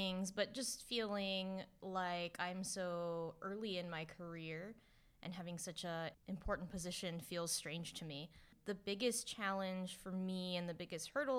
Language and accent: English; California, United States; I'm from California, so I'm really happy and feel very grateful to be working in California